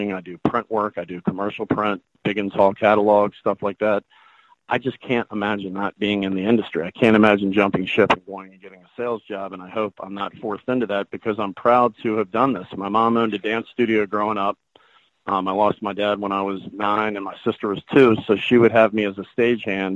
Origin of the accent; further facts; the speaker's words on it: the South, United States; I'm from the South